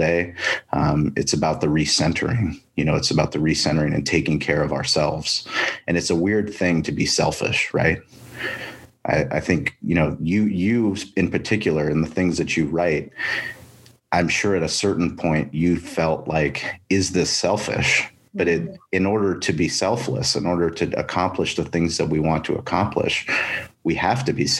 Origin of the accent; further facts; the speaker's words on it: La Jolla, California, United States; We grew up in La Jolla.